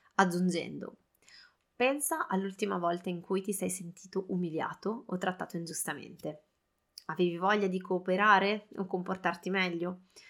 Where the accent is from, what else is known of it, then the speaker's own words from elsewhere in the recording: Italy; now in France; noi, eh, genitori siamo entrambi italiani, a casa parliamo italiano